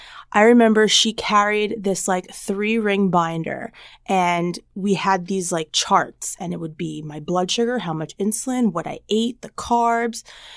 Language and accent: English; New Jersey, United States; So I'm originally from New Jersey, but my parents moved out to the east end of Long Island, or as everybody knows, is the Hamptons, over 14 years ago.